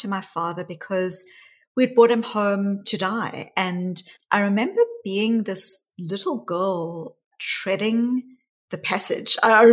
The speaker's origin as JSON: {"language": "English", "country": "South Africa", "tie": "born or raised there", "said": "my story really starts growing up in South Africa. And I was a white child growing up in the white suburbs of apartheid South Africa"}